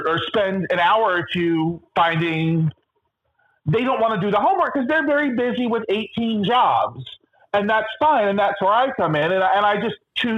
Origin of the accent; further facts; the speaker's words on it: Los Angeles, California, United States; moved away as an adult; now in Wilton Manors, United States; I was 36 at the time and had only lived in Los Angeles my whole life